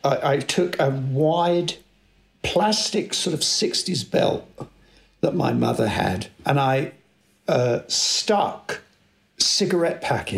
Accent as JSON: {"language": "English", "region": "London", "country": "United Kingdom", "tie": "born or raised there", "said": "I was born in South London, 1958, a very typical kind of working class family, I guess you could say."}